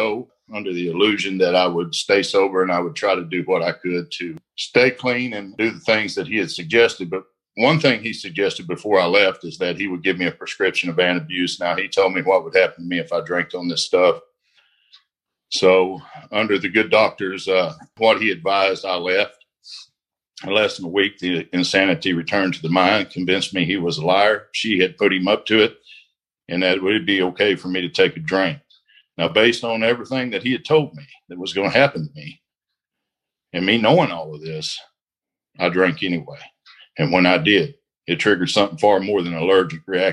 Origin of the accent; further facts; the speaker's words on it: Indian Territory, Oklahoma, United States; I'm from the Indian Territory here in Oklahoma.